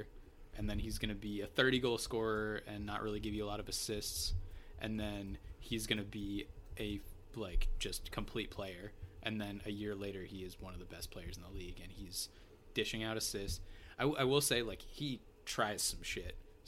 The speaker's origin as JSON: {"language": "English", "town": "Amherst", "region": "Massachusetts", "country": "United States", "said": "I'm from Amherst, Massachusetts, and I'm a UMass fan."}